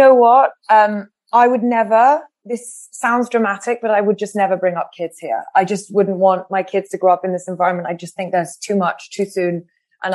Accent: France; moved away as an adult; also born or lived in Paris; now in London, United Kingdom; I grew up in France, I grew up speaking English

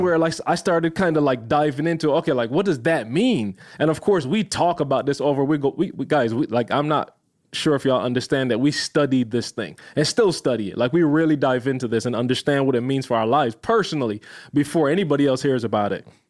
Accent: Barbados; moved away; I'm a little kid growing up in Barbados

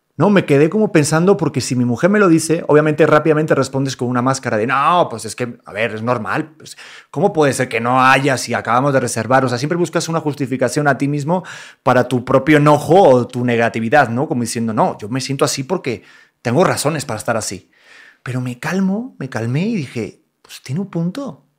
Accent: Mexico; somos mexicanos

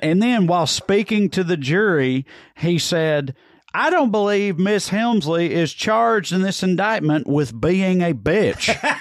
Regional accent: Salina, United States; growing up in Salina

